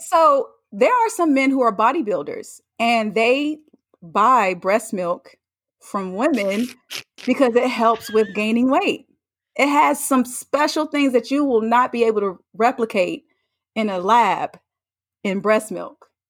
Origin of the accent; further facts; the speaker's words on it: North Carolina, United States; moved away; I'm from North Carolina. I went home to see family.